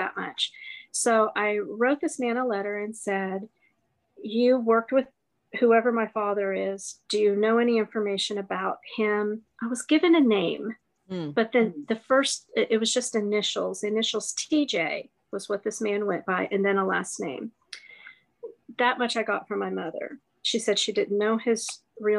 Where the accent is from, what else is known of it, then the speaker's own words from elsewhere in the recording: Ohio, United States; I grew up in Ohio.